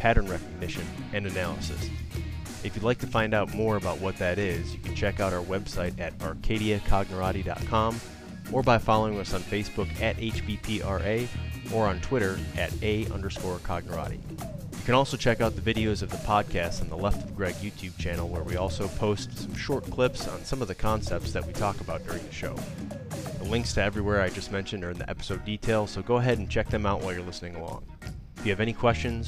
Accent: Chicago, Illinois, United States; I grew up in Chicago

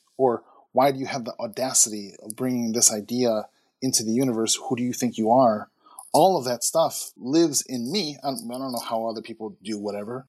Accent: Chicago, Illinois, United States; I grew up in Chicago.

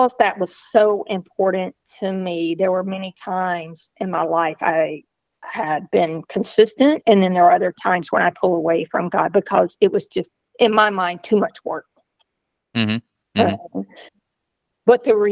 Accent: Georgia, United States; I grew up on a beef cattle farm in a small southern town in Georgia

